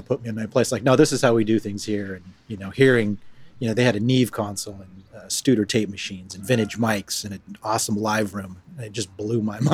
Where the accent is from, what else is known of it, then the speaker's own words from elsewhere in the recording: Modesto, California, United States; Grew up in Modesto, California. It's Central Valley, probably about, you know, hour and a half from San Francisco.